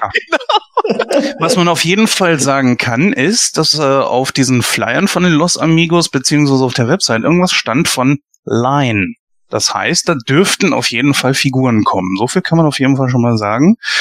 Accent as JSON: {"language": "German", "country": "Germany", "said": "wir als Deutsche"}